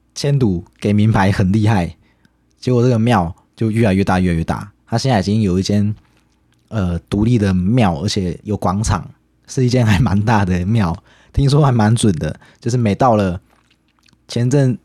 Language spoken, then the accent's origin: Chinese; Chiayi County, Taiwan; 我自己的家乡，在嘉义有一个叫做丰收村的地方，它的台语叫做灰熊真